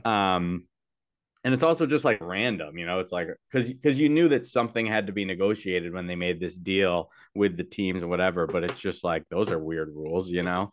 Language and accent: English; Cortland, New York, United States; Blake and I grew up in Cortland